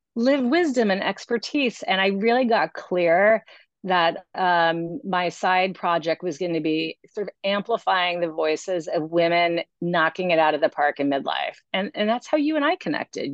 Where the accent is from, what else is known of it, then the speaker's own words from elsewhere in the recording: New York City, New York, United States; also born or lived in Massachusetts; now in Long Island, United States; I actually grew up in New York City